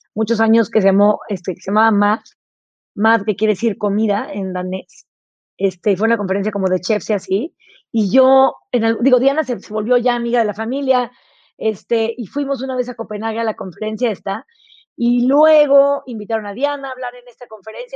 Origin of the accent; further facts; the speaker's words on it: Tepoztlán, Morelos, Mexico; also born or lived in Chihuahua; yo crecí en, Tepoztlán, en Morelos